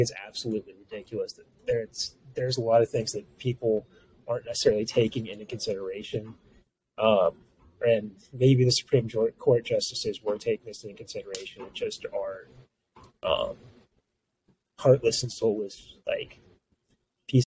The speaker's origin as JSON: {"language": "English", "region": "Louisiana", "country": "United States", "said": "I'm from Louisiana"}